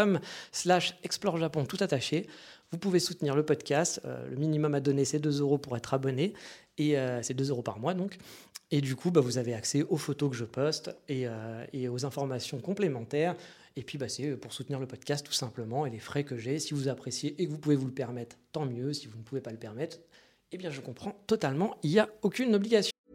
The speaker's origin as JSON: {"language": "French", "country": "France", "also_born_or_lived": "Japan", "moved": "yes", "said": "on est français"}